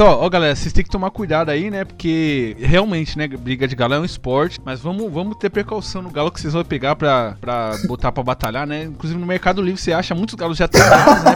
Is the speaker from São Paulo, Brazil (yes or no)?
yes; Santo André, São Paulo, Brazil; Eu sou de Santo André